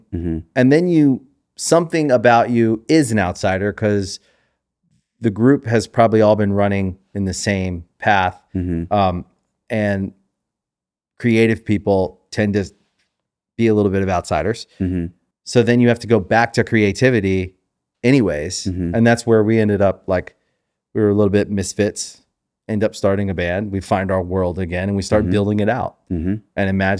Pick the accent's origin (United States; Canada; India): United States; Maryland; born or raised there